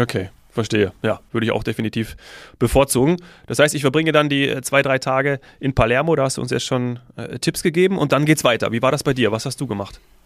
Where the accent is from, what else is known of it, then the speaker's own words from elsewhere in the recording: Munich, Bavaria, Germany; als Münchner